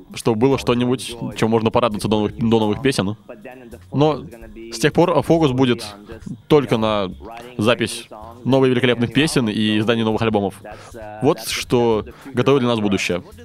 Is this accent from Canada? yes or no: yes; Montreal, Quebec, Canada; я из, я из Монреаля